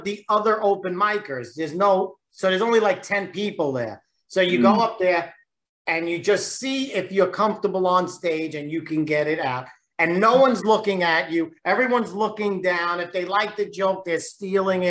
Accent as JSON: {"language": "English", "town": "New York City", "region": "New York", "country": "United States", "tie": "born or raised there", "also_born_or_lived": "Lower Manhattan, New York", "said": "I was born in Lower Manhattan, called Alphabet City. It's on the lower end of Manhattan, and it was where a lot of Italians immigrated from. And then when I was very young, they moved to Brooklyn."}